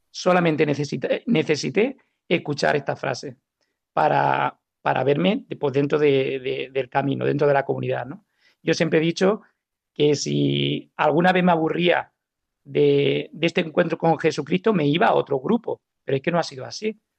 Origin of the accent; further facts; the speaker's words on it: Alicante, Valencian Community, Spain; born there; also born or lived in Málaga; yo vengo de una familia católica tradicional, donde yo nací en Alicante y por causa del trabajo de mi padre, pues nos hemos, hemos viajado mucho hasta llegar a Málaga